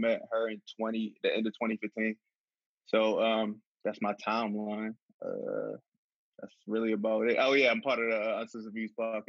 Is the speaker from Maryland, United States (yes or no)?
yes; Baltimore, Maryland, United States; I'm from born and raised in Baltimore.